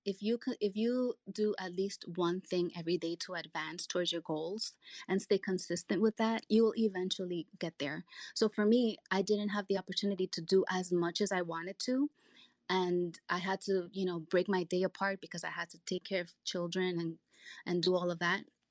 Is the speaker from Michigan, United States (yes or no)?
no; New York City, New York, United States; also born or lived in Dominican Republic; I was born in the Dominican Republic and I came here when I was 6 years old with my family. I grew up in New York City